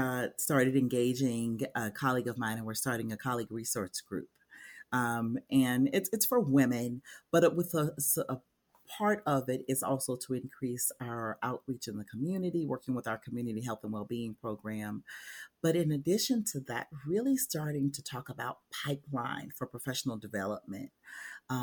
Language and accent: English; Memphis, Tennessee, United States; I grew up in Memphis, Tennessee